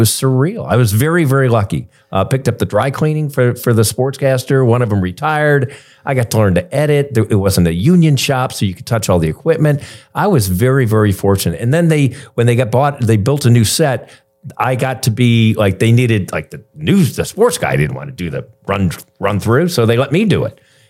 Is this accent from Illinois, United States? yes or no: no; South Bend, Indiana, United States; My hometown of South Bend, Indiana, the NBC affiliate, WNDU on the Notre Dame campus.